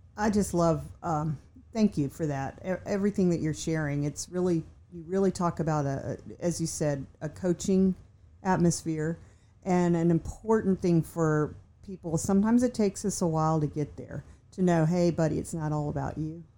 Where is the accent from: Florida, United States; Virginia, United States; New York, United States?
Virginia, United States; I'm from Virginia